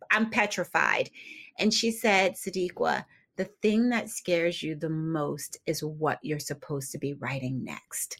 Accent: Philadelphia, Pennsylvania, United States; moved away as an adult; also born or lived in New Jersey; now in Richmond, United States; I grew up in Philadelphia, and I spent a lot of my, or most of my adult life actually in New Jersey

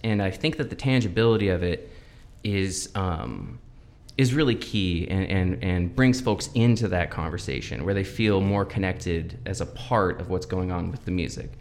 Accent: Everett, Washington, United States; also born or lived in Lynnwood / Bothell / Mukilteo; I was born in Everett

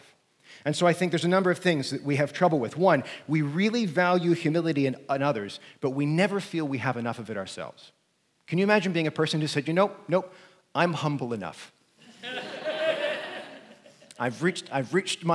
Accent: United States; I'm an American

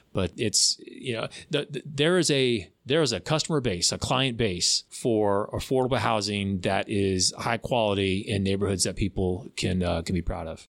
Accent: Florida, United States; also born or lived in Tallahassee; I was born and raised in Florida. I've lived all over the state and then, um, came to Tallahassee in two thousand one

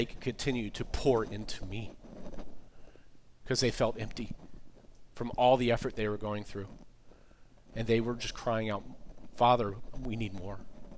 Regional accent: East Coast, United States; I'm always consider myself a fast talker. I grew up on the East Coast, like I said.

